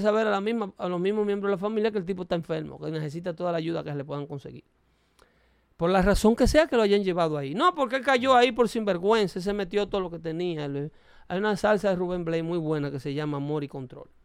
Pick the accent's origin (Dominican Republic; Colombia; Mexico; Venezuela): Dominican Republic; now in United States; soy dominicano